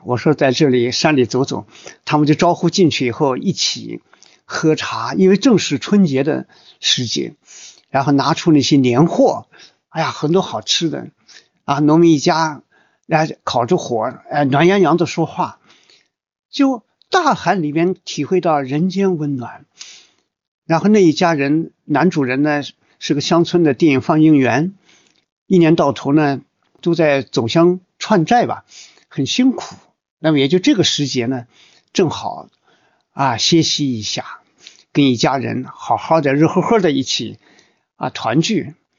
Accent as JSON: {"language": "Chinese", "country": "China", "said": "我们作为中国人"}